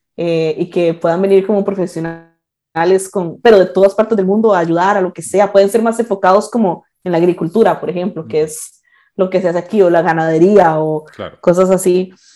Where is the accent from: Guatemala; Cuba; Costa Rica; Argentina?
Costa Rica; moved away as an adult; also born or lived in Barcelona, Spain / Prepyrenees, Huesca, Spain; now in Aínsa, Spain; yo me fui de Costa Rica a Barcelona